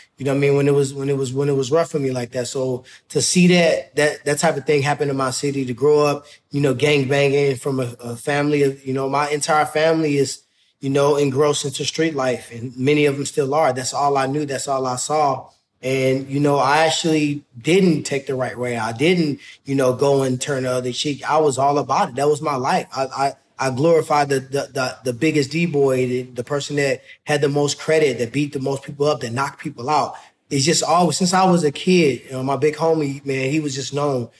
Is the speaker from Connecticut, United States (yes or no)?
no; Ferguson, Missouri, United States; So for me, growing up in Ferguson is everything to me. So, you know, if somebody got something to say bad about Ferguson, they really like saying your mama to me